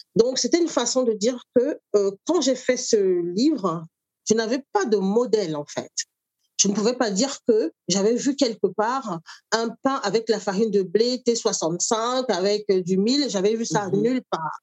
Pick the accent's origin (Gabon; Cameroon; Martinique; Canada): Cameroon; Douala, Littoral; moved away as an adult; now in France; j'ai grandi au Cameroun, suis arrivée en France euh, adulte